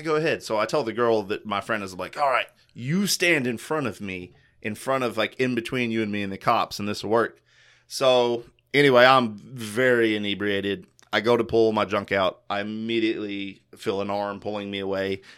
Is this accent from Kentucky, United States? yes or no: yes; Kentucky, United States; I'm from Kentucky